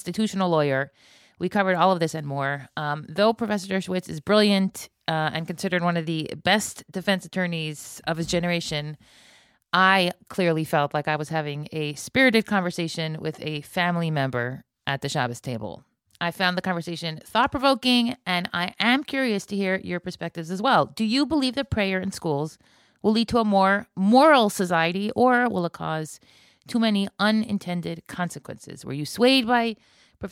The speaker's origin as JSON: {"language": "English", "country": "United States", "moved": "yes", "said": "I am still an American"}